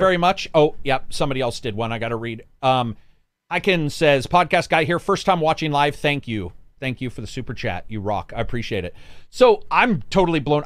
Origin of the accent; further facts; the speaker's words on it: Oregon, United States; they're talking in, like, Oregonian from where I'm from